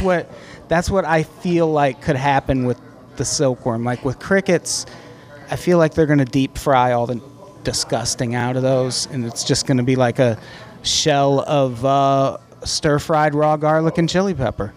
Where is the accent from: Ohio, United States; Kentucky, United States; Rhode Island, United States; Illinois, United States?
Illinois, United States; Peoria; In Peoria, Illinois.